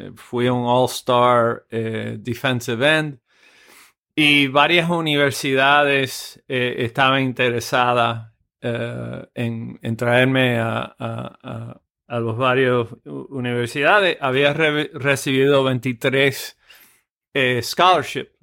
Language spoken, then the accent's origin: Spanish; Cienfuegos, Cuba; now in United States; yo nací en, Cienfuegos, eh, eh, Cuba, en el eh, año 53